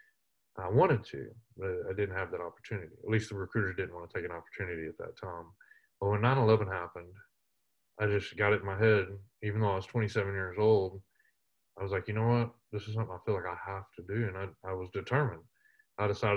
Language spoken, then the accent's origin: English; around Odessa, Midland, West Texas, United States; I grew up out in West Texas around Odessa, Midland